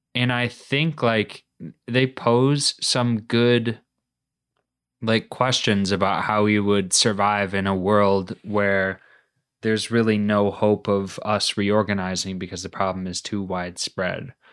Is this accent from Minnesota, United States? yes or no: yes; Minnesota, United States; moved away as an adult; now in New England, United States; we grew up in Minnesota, but we weren't really a big winter sports family